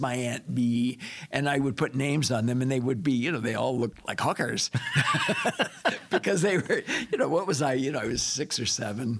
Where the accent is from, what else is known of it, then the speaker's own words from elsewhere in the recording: Monterey Park, California, United States; I was born in California, Los Angeles area, Monterey